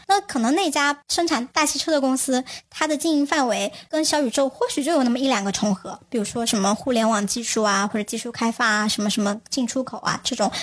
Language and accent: Chinese; China; 我们大家还是会有一些我们自己中国特色的文化的一些观念